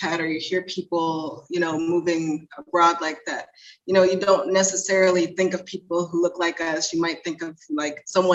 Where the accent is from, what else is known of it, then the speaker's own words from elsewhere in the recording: Chicago, Illinois, United States; moved away as an adult; now in Mexico; we're from Chicago